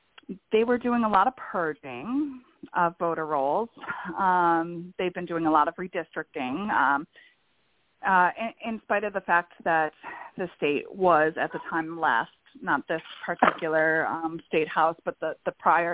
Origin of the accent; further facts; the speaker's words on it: Buffalo, New York, United States; I'm originally from New York, Buffalo, which is a much more blue-collar area than New York City.